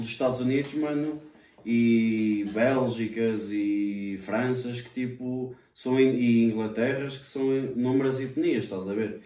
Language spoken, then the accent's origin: Portuguese; Fontelas, Portugal; moved away as an adult; now in Covilhã, Portugal; da minha terra de Fontelas, estás a ver? Da, da minha aldeia.